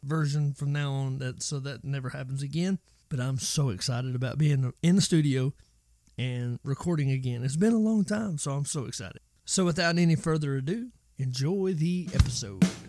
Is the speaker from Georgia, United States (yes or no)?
yes; Georgia, United States; moved away; Georgia plate from my hometown